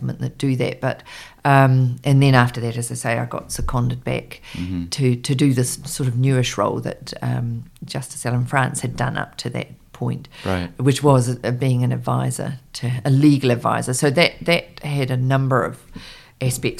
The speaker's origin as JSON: {"language": "English", "country": "New Zealand", "also_born_or_lived": "London", "said": "I was a speechwriter and I was from New Zealand"}